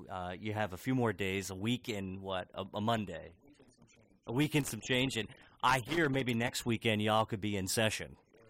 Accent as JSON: {"language": "English", "town": "Hagerstown", "region": "Maryland", "country": "United States", "tie": "born or raised there", "said": "I grew up in Western Maryland in Hagerstown, and going to Baltimore City was a special event."}